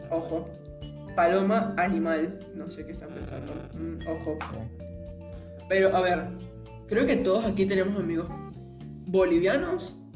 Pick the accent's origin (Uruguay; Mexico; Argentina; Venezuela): Venezuela; cuando yo digo que soy de Venezuela, lo primero que dicen es, ah, Chávez, lo primerito.